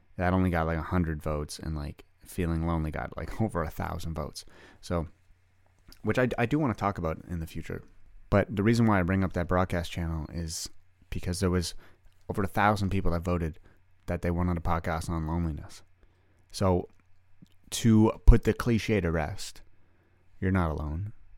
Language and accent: English; Canada; I'm a Canadian boy, I played hockey